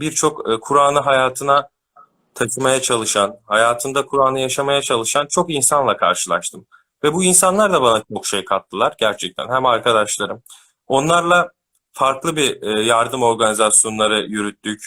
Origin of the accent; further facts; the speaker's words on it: Ankara, Turkey; 94 Ankara doğumluyum.